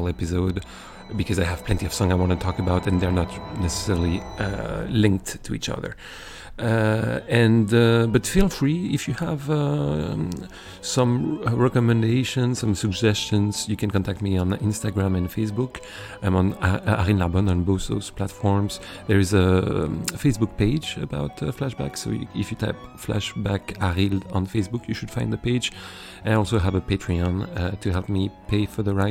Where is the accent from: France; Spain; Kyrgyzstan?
France; south of France; I grew up in South of France